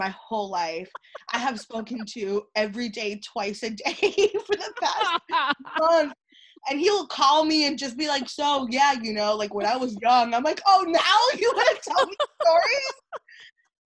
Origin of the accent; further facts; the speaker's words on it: Kissimmee, Florida, United States; now in New York, United States; I grew up in Florida around my family